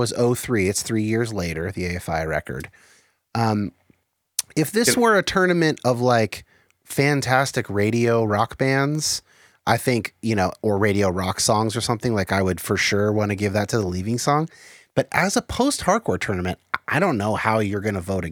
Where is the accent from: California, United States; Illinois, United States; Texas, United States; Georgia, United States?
California, United States; South Bay, San Francisco Bay Area; I grew up in the South Bay of the San Francisco Bay Area.